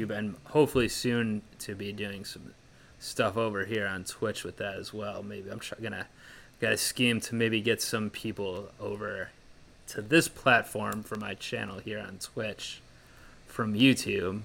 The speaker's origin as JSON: {"language": "English", "country": "United States", "said": "I'm American"}